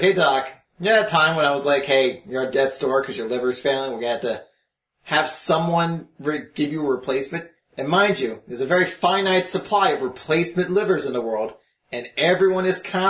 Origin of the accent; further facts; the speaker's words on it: United States; we're American